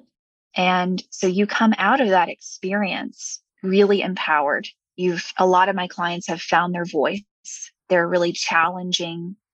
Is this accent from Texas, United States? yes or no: yes; Houston, Texas, United States; moved away; I'm from Houston, Texas originally